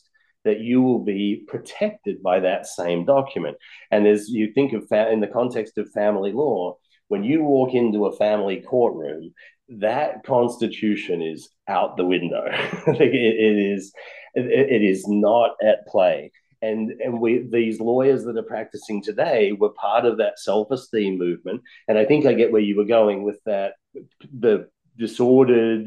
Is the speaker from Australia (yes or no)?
yes; Australia; now in United States; I was born and raised in Australia, a very lucky country.